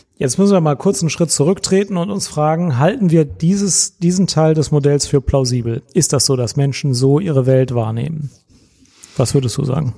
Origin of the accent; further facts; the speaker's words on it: Cologne, North Rhine-Westphalia, Germany; ich als Kölner